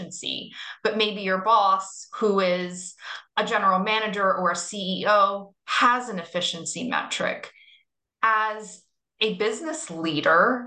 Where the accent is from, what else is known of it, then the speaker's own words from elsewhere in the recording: Florida, United States; now in New York, United States; I'm from Florida.